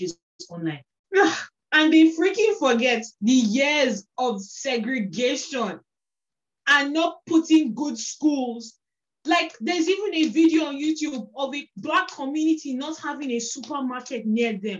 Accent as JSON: {"language": "English", "country": "Nigeria", "said": "as a Nigerian person"}